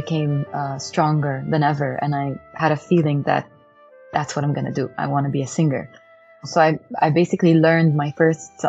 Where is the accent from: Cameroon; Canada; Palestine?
Palestine; Ramallah, West Bank; moved away as an adult; also born or lived in Jerusalem; now in Dallas, United States; I was born in Jerusalem, but I grew up in Ramallah, a city in the West Bank of Palestine.